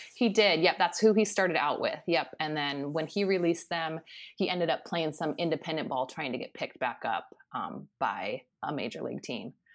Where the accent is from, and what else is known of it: Lincoln, Nebraska, United States; born or raised there; moved away as an adult; also born or lived in Key West, Florida / Minnesota / California / Puerto Rico